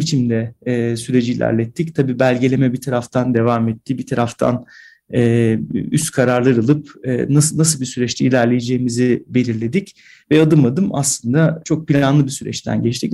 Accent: AGÜ campus, Kayseri Province, Turkey; moved away; Ben bu kampüste doğdum

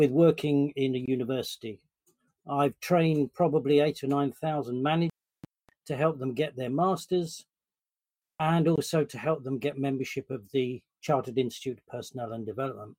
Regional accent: London, United Kingdom; I am a Londoner. Born and bred, and South London

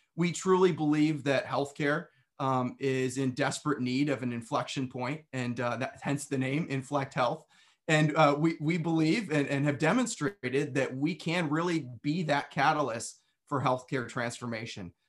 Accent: Western New York, United States; I was, uh, born and raised in New York. Now, when most people hear New York, they think of New York City. However, um, where I lived was about as far away from New York City as you could get and still be in New York, right on the border of Pennsylvania and Western New York

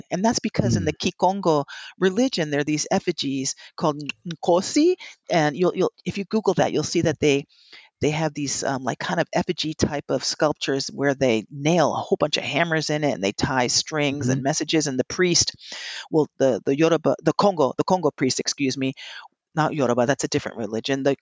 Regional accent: Princeton Junction, New Jersey, United States; That's what I grew up doing in Princeton Junction, New Jersey, because that's what we did in Cuba.

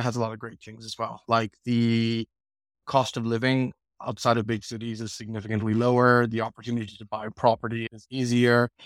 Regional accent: United States; moved away as an adult; also born or lived in London, United Kingdom; now in United Kingdom; I moved to America when I was two. if there's anything, I am, I'm basically an American. I spent my whole childhood there

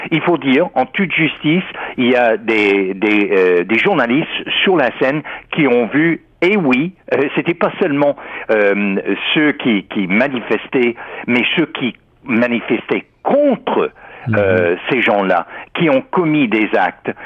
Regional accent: United States; en tant qu'historien, en tant qu'Américain

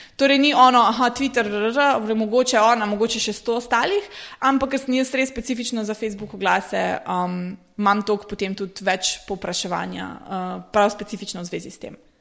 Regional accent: Slovenia; prihajam iz Slovenije

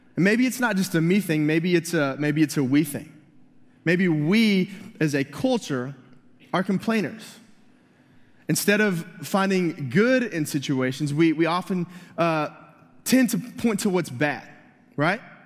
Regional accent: Dallas, Texas, United States; moved away; also born or lived in North Carolina; I am from Dallas

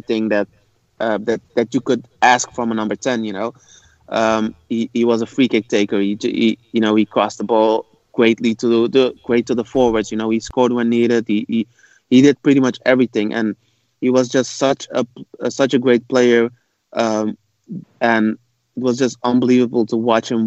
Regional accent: Rotterdam, South Holland, Netherlands; born and raised in the Netherlands and in Rotterdam

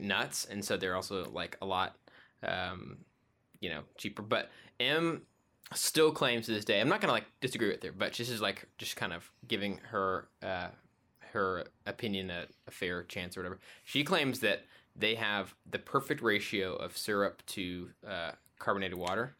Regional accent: Abilene, Texas, United States; moved away; when I was growing up in Abilene

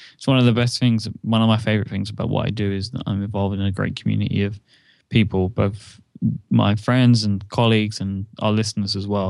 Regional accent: United Kingdom; I'm a British person

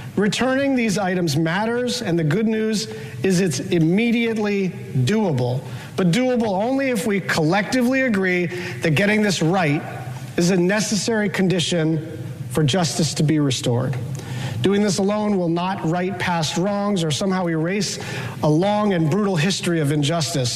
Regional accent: Hawaii, United States; my home state of Hawaii

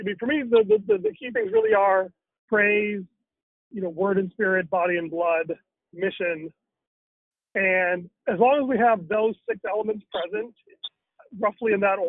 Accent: India; as an Indian, I am very used to having obedience without repentance.

